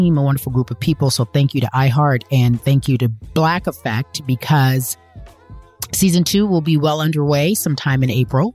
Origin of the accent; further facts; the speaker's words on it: Pasadena, California, United States; also born or lived in Los Angeles; I'm from LA. I grew up in Pasadena, but, you know, went to UCLA, born and raised